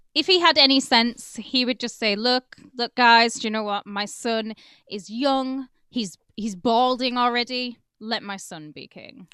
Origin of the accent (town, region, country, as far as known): United Kingdom